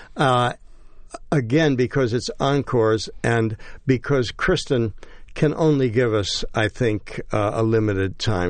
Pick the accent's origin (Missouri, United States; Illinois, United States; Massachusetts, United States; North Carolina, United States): Illinois, United States; Chicago; moved away as an adult; now in New York, United States; growing up in Chicago